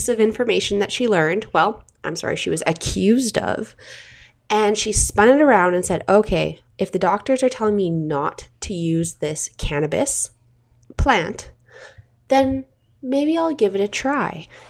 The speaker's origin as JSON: {"language": "English", "country": "Canada", "said": "I'm your Canadian host"}